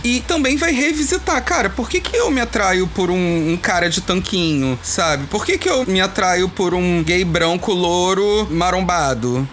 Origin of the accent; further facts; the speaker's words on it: São Gonçalo, Rio de Janeiro, Brazil; Eu sou daqui de São Gonçalo, Rio de Janeiro.